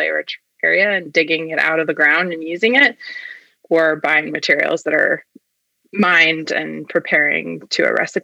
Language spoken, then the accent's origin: English; Vermont, United States; also born or lived in Massachusetts; I grew up in Vermont and it was not far from Dartmouth.